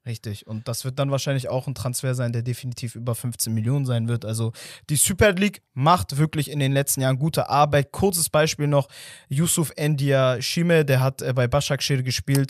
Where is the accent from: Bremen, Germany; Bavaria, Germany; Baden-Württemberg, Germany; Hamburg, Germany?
Hamburg, Germany; als jemand, der in der Nähe von St. Pauli aufgewachsen ist